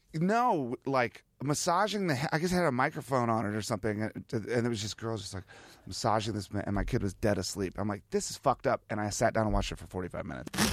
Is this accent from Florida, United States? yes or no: no; Virginia, United States; also born or lived in Ohio / Washington, D.C.; when I was a kid growing up in Virginia